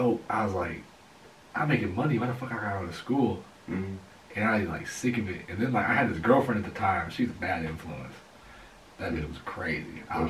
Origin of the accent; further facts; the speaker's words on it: Ypsilanti, Michigan, United States; now in Belleville, United States; I grew up on the other side of Ipsy. I didn't grow up like where Green Farms and stuff is.